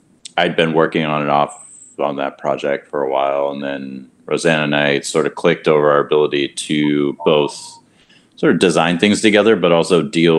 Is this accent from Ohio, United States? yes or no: no; California, United States; moved away as an adult; now in New York, United States; I'm from California. I took a little bit of a route to get to architecture, but I wound up at Cooper Union and been in New York for about 16 years since that.